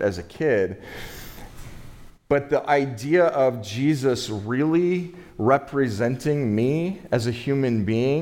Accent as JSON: {"language": "English", "country": "United States", "tie": "born or raised there", "said": "growing up in the United States of America as a human being, a male"}